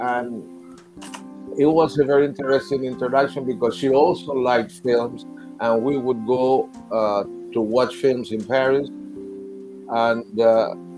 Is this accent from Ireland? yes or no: no; Cuba; also born or lived in New York City; now in United States; I was born in Cuba